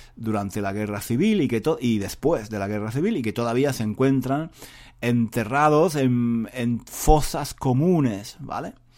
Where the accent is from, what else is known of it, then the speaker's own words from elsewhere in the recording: Spain; yo sea español